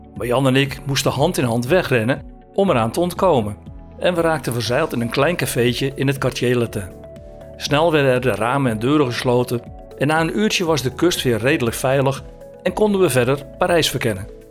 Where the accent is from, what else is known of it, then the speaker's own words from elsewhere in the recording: Zaandijk, North Holland, Netherlands; moved away as an adult; also born or lived in village near Maastricht, Limburg; geboren in Zaandijk, pal tegenover de molens van de Zaanse Schans. Toen ik 18 was, werd ik discjockey in de Crazy Horse, een bardiscotheek in Zandam